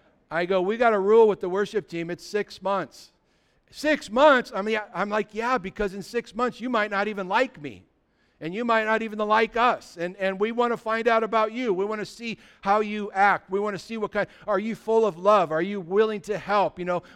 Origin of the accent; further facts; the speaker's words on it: California, United States; I remember when we were kids, we grew up in California, and we used to, as teenagers, drive across the border to go surf in Mexico.